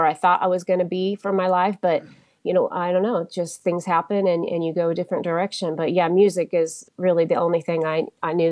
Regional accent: Wichita, Kansas, United States; moved away as an adult; also born or lived in Colorado Springs, Colorado; now in Tokyo, Japan; I grew up in Wichita, Kansas

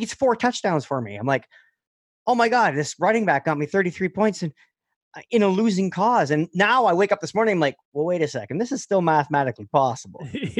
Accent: Northern Ontario, Canada; I grew up in Northern Ontario. All my friends are French and Habs fans.

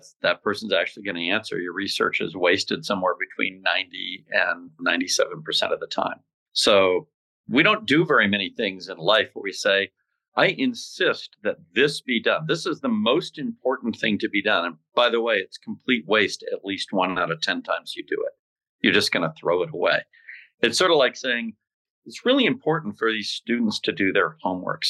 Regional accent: Scottsdale, Arizona, United States; I grew up in Scottsdale

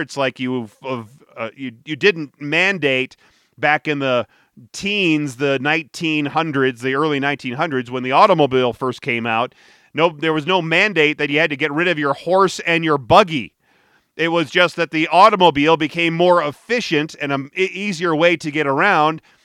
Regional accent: Detroit, Michigan, United States; now in Denver, United States; I was growing up in Detroit

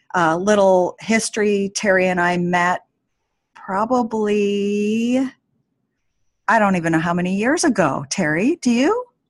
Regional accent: Anchorage, Alaska, United States; in Anchorage in my in my hometown

